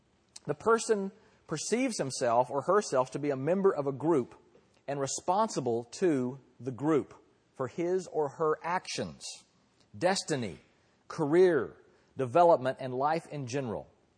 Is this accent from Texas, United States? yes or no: yes; Texas, United States; now in California, United States; I am proud. And I'm also proud to be a Texan as well. And I should leave my foreign, I'm now a Californian as well, I guess.